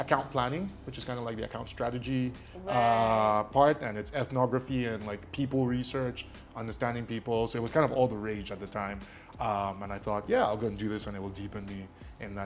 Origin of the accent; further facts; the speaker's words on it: Lagos, Nigeria; first language Ijesha; English is a second language; also born or lived in Ilesha, Osun State / Kwara State; So I grew up in Lagos. I grew up in Surulere. My first 3 years were in Ilesha